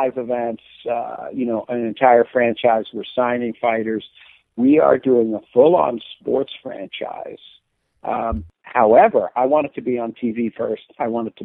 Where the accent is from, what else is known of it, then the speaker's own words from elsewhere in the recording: Scotland, United Kingdom; I'm Scottish